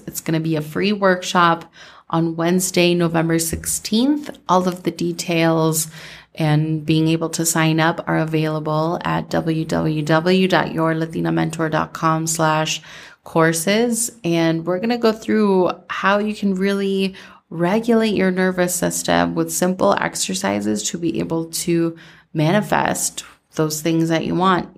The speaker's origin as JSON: {"language": "English", "region": "Minnesota", "country": "United States", "tie": "born or raised there", "said": "growing up in Minnesota"}